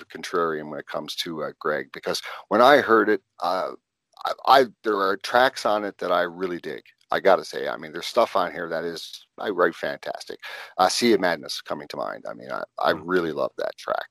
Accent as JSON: {"language": "English", "region": "Newfoundland and Labrador", "country": "Canada", "said": "I'm a Newfie. I'm from Newfoundland."}